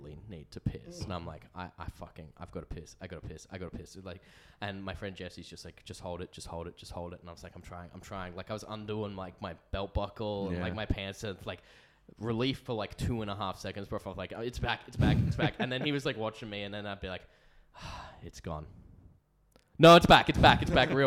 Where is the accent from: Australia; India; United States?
Australia; we're from Australia